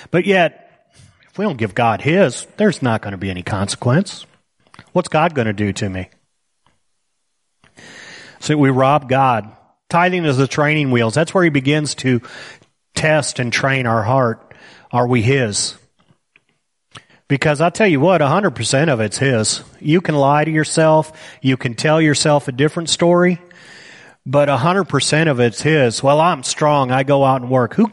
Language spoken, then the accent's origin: English; United States; I deserve this money because I'm an American. I could have been born in Somalia.